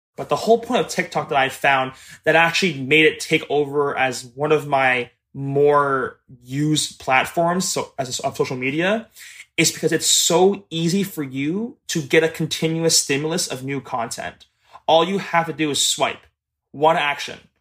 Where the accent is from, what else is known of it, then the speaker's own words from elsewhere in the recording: Mississauga, Ontario, Canada; I am twenty-five years old, and I am from Mississauga, Ontario.